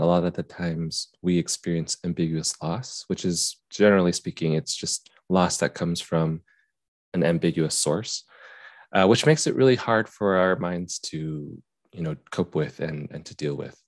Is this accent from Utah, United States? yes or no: yes; Utah, United States; I grew up in Utah